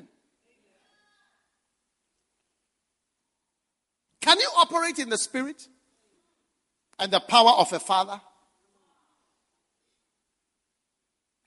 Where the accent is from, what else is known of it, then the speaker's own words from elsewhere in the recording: Ghana; I came from far from Ghana